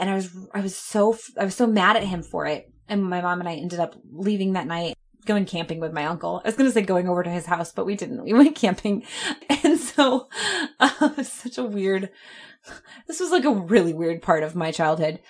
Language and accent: English; Clearwater, Florida, United States; also born or lived in Orlando, Florida; when we would come back home to Clearwater